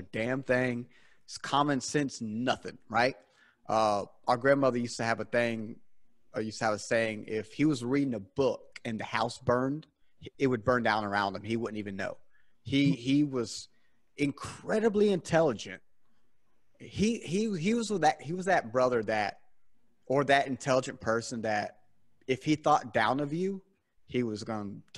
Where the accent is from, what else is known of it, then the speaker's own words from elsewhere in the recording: South Carolina, United States; I'm from South Carolina here in the South, born and raised. Well, not born, but raised here in South Carolina